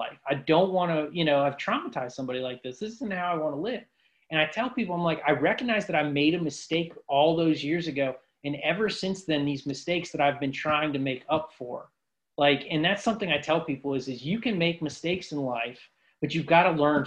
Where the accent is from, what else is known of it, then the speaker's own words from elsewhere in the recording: Ashtabula, Ohio, United States; moved away; my hometown in Ashtabula, Ohio